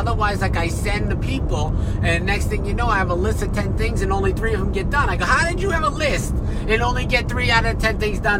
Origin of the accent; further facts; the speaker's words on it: Northeast, United States; Well, I'm from the Northeast.